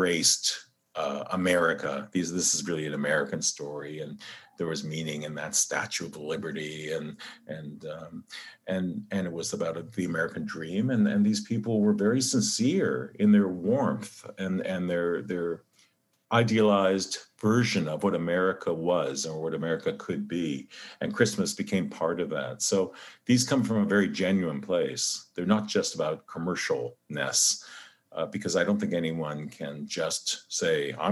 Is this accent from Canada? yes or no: yes; Canada; I'm Canadian